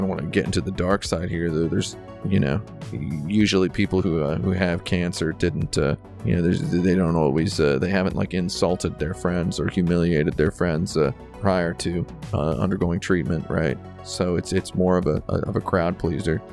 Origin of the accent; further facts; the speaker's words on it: United States; as an American person